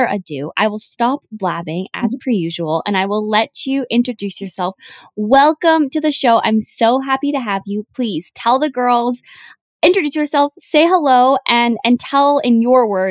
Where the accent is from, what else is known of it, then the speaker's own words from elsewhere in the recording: Canada; now in Vancouver, Canada; me living in Vancouver or me being Canadian